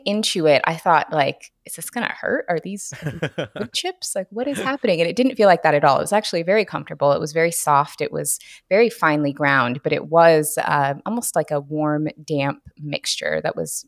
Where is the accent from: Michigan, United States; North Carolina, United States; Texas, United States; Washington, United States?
Washington, United States; now in Southern California, United States; I am based in Southern California now, but I'm actually from Washington State originally.